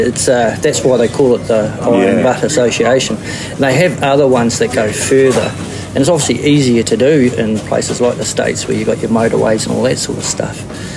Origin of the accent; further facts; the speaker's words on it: Rolleston, Canterbury, New Zealand; I'm from Christchurch, Rolleston.